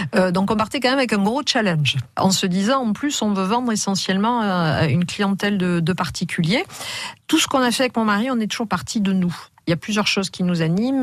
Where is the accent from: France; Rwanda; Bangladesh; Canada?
France; Bordeaux, Nouvelle-Aquitaine; j'ai grandi d'abord euh, à Bordeaux